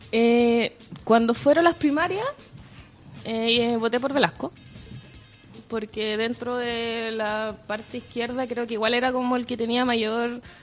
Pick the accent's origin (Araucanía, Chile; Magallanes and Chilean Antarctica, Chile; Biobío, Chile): Araucanía, Chile; Temuco; now in Santiago, Chile; soy de Temuco, obviamente me tuve que venir a Santiago, me cambié de iglesia y todo